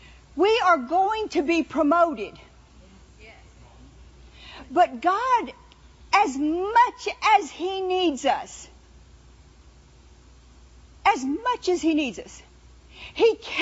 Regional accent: New Orleans, Louisiana, United States; I've been around spirits my whole life. You know, I was raised in New Orleans. They believe in spirits.

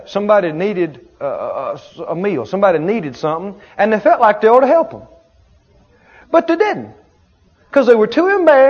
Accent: the South, United States; I grew up in the South.

